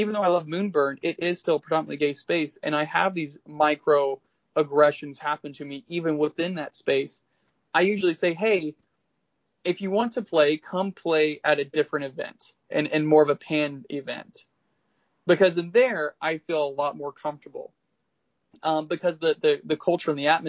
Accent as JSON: {"language": "English", "region": "the South", "country": "United States", "said": "I'm from the South"}